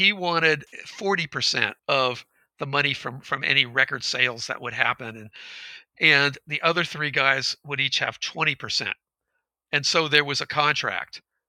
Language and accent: English; Marin County, California, United States; also born or lived in San Francisco; I grew up in Marin County.